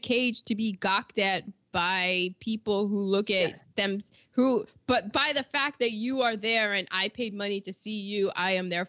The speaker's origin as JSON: {"language": "English", "country": "United States", "said": "I'm American"}